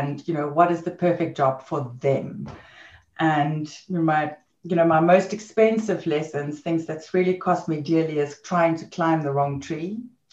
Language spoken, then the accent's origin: English; South Africa; moved away as an adult; also born or lived in London, United Kingdom / Netherlands; I'm from South Africa